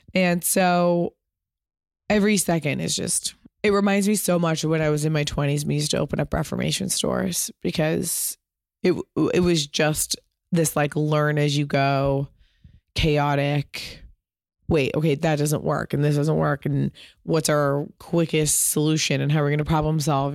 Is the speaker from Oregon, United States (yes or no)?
no; Pasadena, California, United States; I grew up in Pasadena